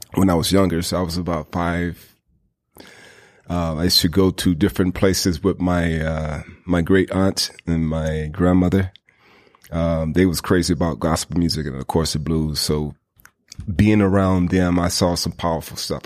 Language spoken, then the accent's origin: English; the South, United States; growing up in the South, you know, we got a lot of, you know, uh, black churches